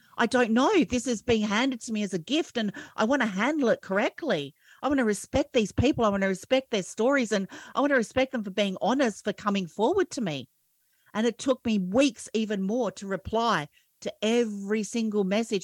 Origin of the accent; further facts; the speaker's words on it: Australia; I'm an Aussie